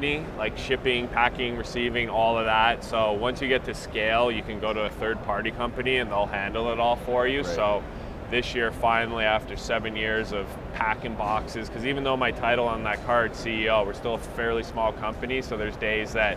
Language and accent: English; Calgary, Alberta, Canada; moved away as an adult; also born or lived in San Francisco, United States; now in Dallas, United States; I'm originally from Canada